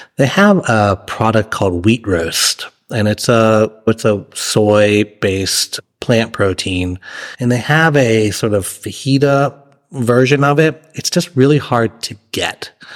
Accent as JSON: {"language": "English", "region": "Massachusetts", "country": "United States", "tie": "born or raised there", "also_born_or_lived": "New York / Charlottesville, Virginia", "moved": "as an adult", "lives_now": "San Marcos, United States", "said": "I was, uh, born and raised in Massachusetts"}